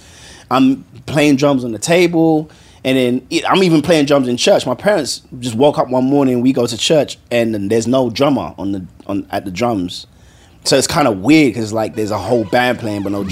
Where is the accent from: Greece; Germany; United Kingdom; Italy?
United Kingdom; London; moved away as an adult; born and raised in London, mm-hmm. by Nigerian parents